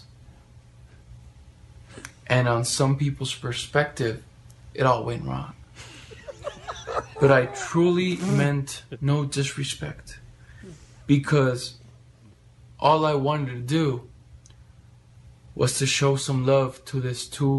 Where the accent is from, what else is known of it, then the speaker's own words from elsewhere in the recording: Calexico, California, United States; also born or lived in Mexicali, Baja California, Mexico; I was studying my elementary school September 11, 2001 in Calexico, California. Born in Mexicali, Baja California, Mexico